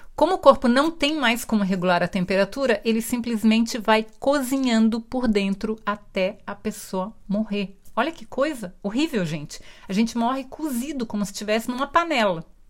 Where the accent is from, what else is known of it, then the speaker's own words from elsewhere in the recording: Brazil; eu sou brasileira